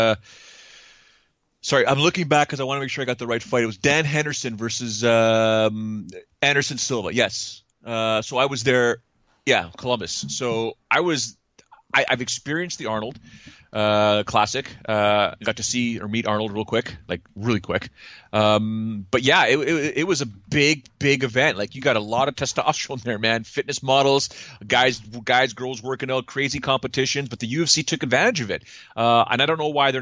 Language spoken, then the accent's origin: English; Toronto, Ontario, Canada; I'm born and raised in Toronto.